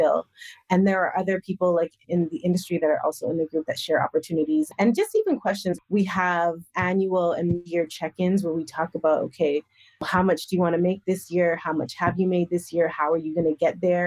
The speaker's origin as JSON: {"language": "English", "region": "Western Canada", "country": "Canada", "tie": "born or raised there", "said": "I'm Canadian. So I'm like, listen, like I grew up in Western Canada"}